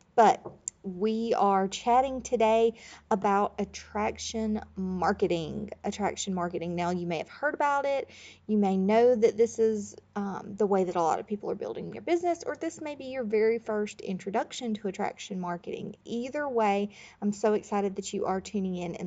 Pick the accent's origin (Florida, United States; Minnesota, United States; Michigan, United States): Florida, United States; I grew up in Florida